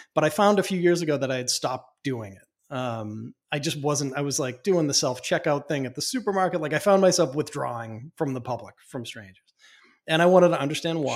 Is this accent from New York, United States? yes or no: no; Boston, Massachusetts, United States; I come from Boston. I come from mm-hmm. very chatty people